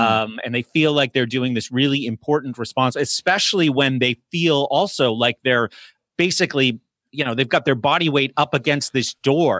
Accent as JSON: {"language": "English", "town": "Exeter", "region": "New Hampshire", "country": "United States", "tie": "born or raised there", "moved": "as an adult", "lives_now": "Pittsburgh, United States", "said": "I grew up in New England, Exeter, New Hampshire"}